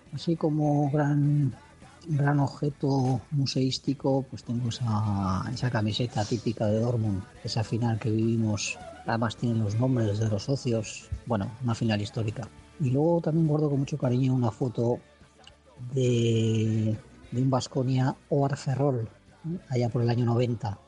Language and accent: Spanish; Vitoria-Gasteiz, Basque Country, Spain; somos de Vitoria